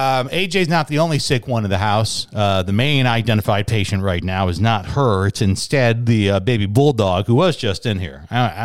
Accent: Chicago, Illinois, United States; now in Arizona, United States; A radio station I grew up listening to in Chicago, B96.

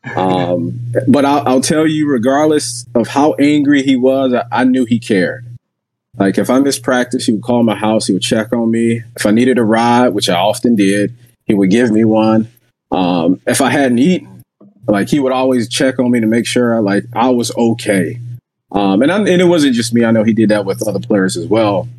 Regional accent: Jacksonville, Florida, United States; moved away; I'm originally from Jacksonville, Florida

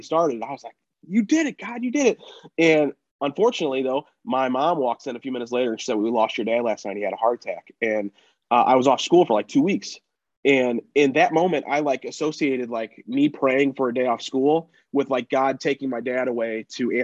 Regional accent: St. Louis, Missouri, United States; St. Louis where I live

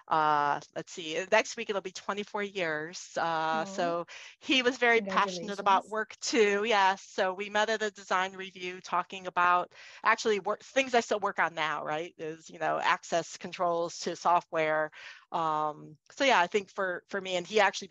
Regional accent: Cleveland, Ohio, United States; moved away; also born or lived in Boston; I grew up in Cleveland, Ohio

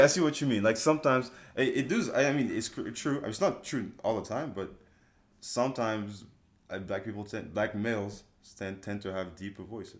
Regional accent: Toulouse, Occitania, France; now in United States; I'm black. I grew up in France. Therefore, my accent is just a mix of a lot of things

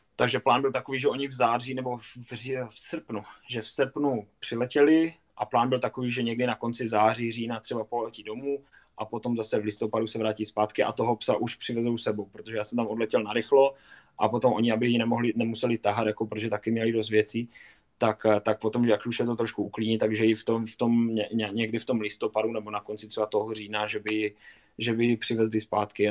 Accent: Kopřivnice, Moravian-Silesian Region, Czechia; also born or lived in Lahti, Finland; Kopřivnice třeba vlastně, odkud pocházím

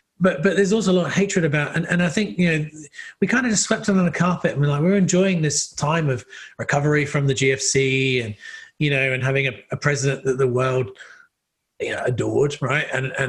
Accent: England, United Kingdom; I come from England. I'm used to paying a lot of tax.

